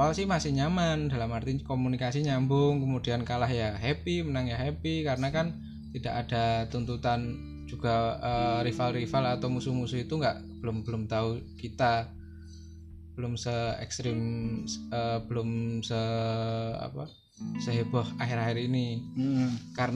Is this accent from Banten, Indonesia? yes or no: no; Yogyakarta, Special Region of Yogyakarta, Indonesia; dia orang orang Jakarta sedangkan aku orang Jogja